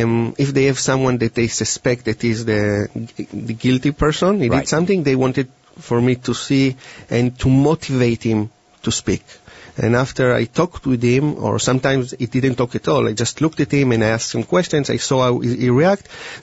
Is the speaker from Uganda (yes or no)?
no; Israel; moved away; And I came from Israel 10 years ago, and I used to work a little bit with the police, but mostly with a business corporation.